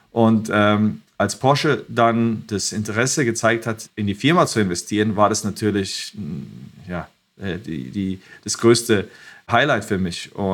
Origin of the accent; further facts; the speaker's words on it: Croatia; born there; Und ich war geboren in Kroatien, wo auch Nikola Tesla herkommt.